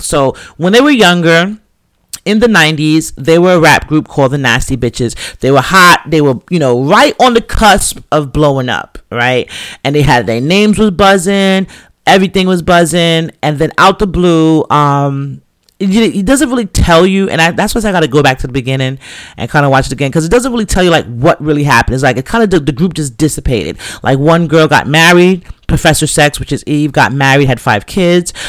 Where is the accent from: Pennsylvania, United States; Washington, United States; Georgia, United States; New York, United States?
New York, United States; New York City; I came from the Bronx